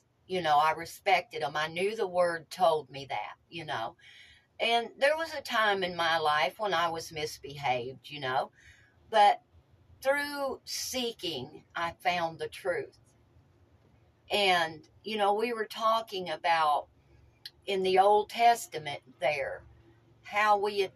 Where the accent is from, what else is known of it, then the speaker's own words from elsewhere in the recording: Tennessee, United States; growing up in Tennessee in the mountains